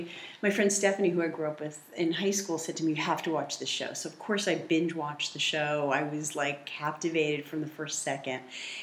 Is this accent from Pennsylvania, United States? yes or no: no; South Fallsburg, New York, United States; now in Manhattan, United States; I was born in South Fallsburg. And I was born and lived my whole childhood in a house right next to my family's hotel, the Pines Hotel. And my grandparents started it.